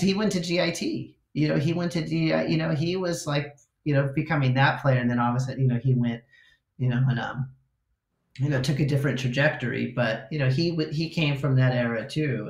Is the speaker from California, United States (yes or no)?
yes; Southern California, United States; growing up in SoCal